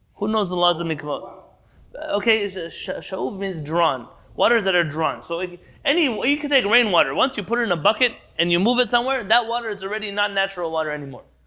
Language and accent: English; United States; now in Israel; I'm an American born Jew